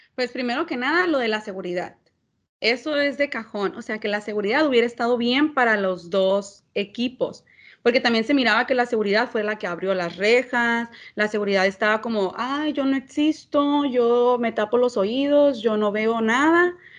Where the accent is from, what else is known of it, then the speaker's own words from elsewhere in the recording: Mexico; somos mexicanos y que nos gusta la pachanga